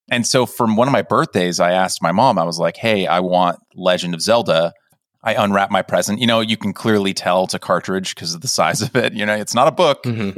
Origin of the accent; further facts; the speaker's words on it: California, United States; I grew up in California